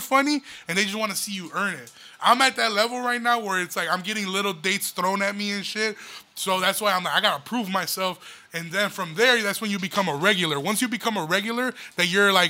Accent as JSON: {"language": "English", "town": "Aurora", "region": "Illinois", "country": "United States", "said": "I'm a motherfucker from Aurora"}